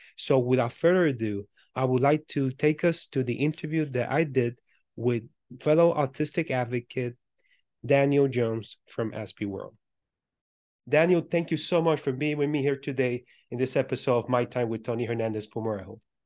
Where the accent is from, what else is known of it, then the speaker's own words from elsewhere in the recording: Puerto Rico; I was born and raised in Puerto Rico